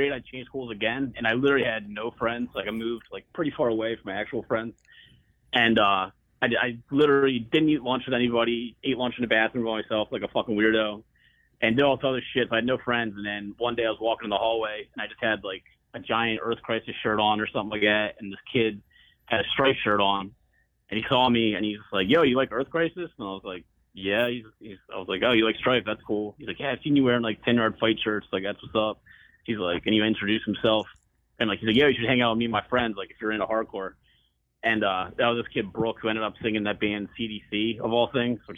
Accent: Philadelphia suburbs, Pennsylvania, United States; also born or lived in Doylestown; now in Philadelphia, United States; I grew up in Northeast Philly until I was like 4, I guess. I was born and lived there for a while, and then I moved all around the burbs pretty much my whole life

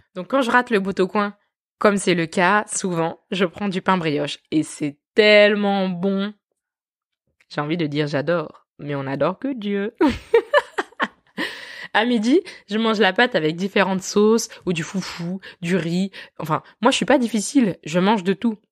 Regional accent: France; je suis née et j'ai grandi en France dans une petite ville

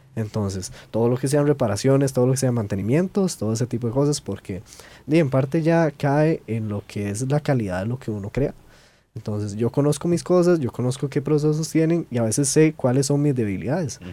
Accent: Costa Rica; nosotros como buenos ticos

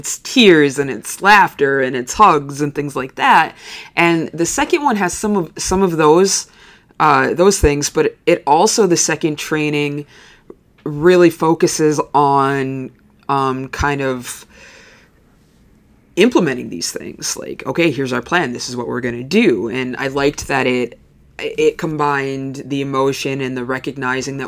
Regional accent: Lakeland, Upper Peninsula, Michigan, United States; I grew up in Lakeland, and so I have teacher friends all over the UP

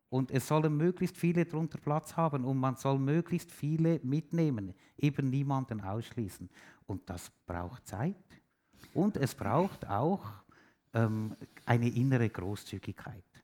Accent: Switzerland; ich bin Schweizer, ich habe es letztens schon am Radio gesagt, ich bin Schweizer

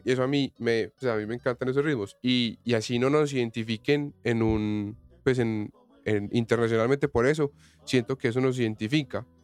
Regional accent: Colombia; como colombianos

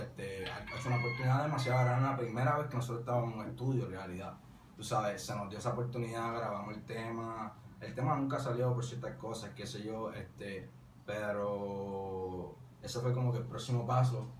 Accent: Arecibo, Puerto Rico; un dúo de trap, este, somos de Arecibo

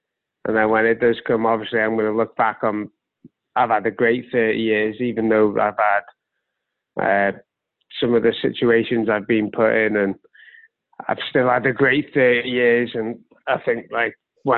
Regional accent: Wales, United Kingdom; now in Wrexham, United Kingdom; I am Welsh.

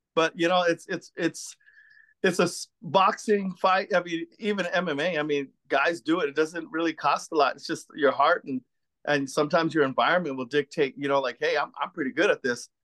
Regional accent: San Gabriel Valley, California, United States; also born or lived in East Los Angeles, California / Boyle Heights, Los Angeles; I was born in East L A, as a matter of fact, in Boyer Heights, um, brought up in Almani, California

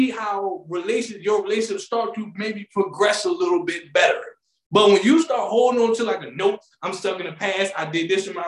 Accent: PG County, Maryland, United States; I always gotta show my hometown love. They do not call PG Pretty Girl County for nothing

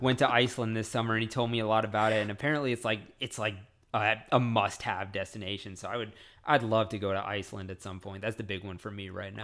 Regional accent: Frisco, Texas, United States; I'm a hick from Frisco

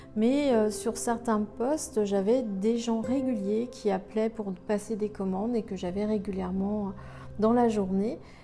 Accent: Saint-Nazaire, Pays de la Loire, France; je suis née à Saint-Nazaire en mille neuf cent soixante et onze

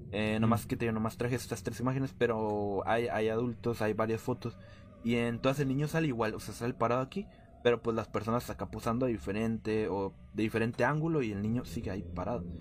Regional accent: Mexico City, Mexico; ya que nosotros somos de la Ciudad de México y estábamos turisteando por el centro

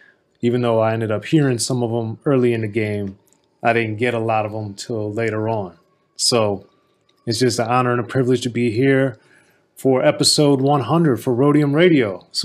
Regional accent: Maryland, United States; as a kid growing up in Maryland

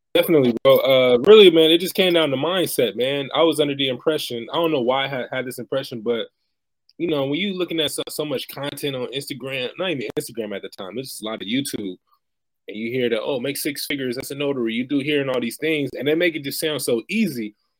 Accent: Bay Area, California, United States; now in Stockton, United States; originally born and raised in the Bay Area, now currently residing in Stockton, California

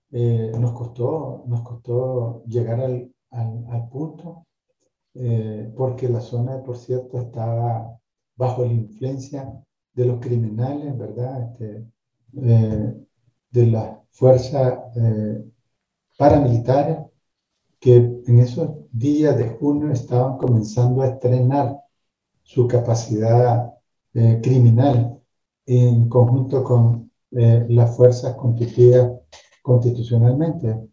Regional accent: León, Nicaragua; yo soy nacido en la ciudad de León, como ciudadano nicaragüense y abogado

